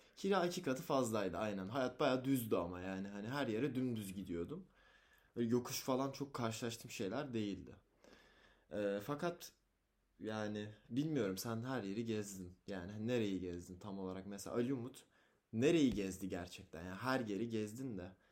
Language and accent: Turkish; Osmaniye, Turkey; moved away; Çocukken Osmaniye'de yaşadım.